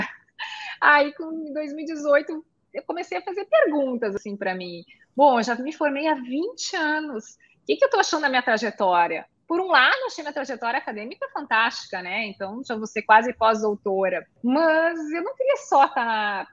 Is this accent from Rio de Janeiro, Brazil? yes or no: no; Porto Alegre, Rio Grande do Sul, Brazil; now in Passo Fundo, Brazil; eu sou gaúcha de Porto Alegre